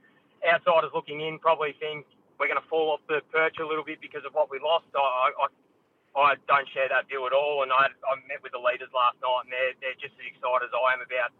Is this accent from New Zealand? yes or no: no; Lara, Victoria, Australia; This is where I grew up in Lara, 20 minutes away from Geelong, 20 minutes away from Werribee.